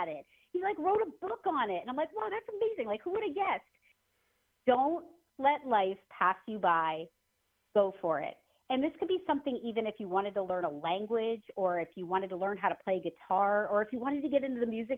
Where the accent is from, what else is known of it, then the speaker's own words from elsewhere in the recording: Erie, Pennsylvania, United States; moved away; growing up in Erie, PA